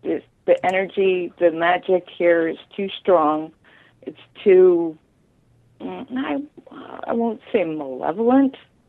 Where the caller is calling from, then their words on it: New Jersey, United States; New Jersey.